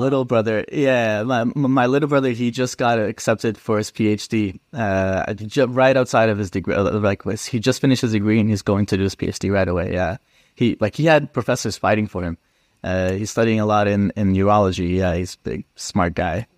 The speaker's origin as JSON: {"language": "English", "town": "Edmonton", "region": "Alberta", "country": "Canada", "tie": "born or raised there", "said": "I grew up in Edmonton"}